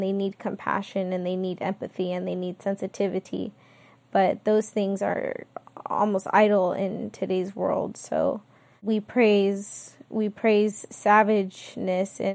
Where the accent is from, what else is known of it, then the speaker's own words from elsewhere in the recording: California, United States; born and raised in California